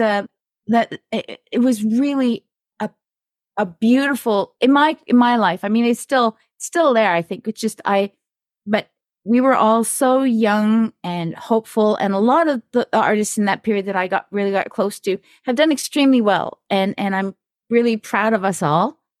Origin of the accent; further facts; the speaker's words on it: Toronto, Ontario, Canada; I grew up here in Toronto in, in North York